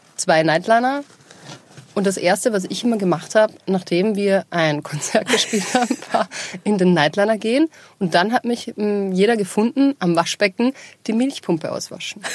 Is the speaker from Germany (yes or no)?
no; Linz, Upper Austria, Austria; now in Vienna, Austria; in Linz bei uns zu Hause, wo ich aufgewachsen bin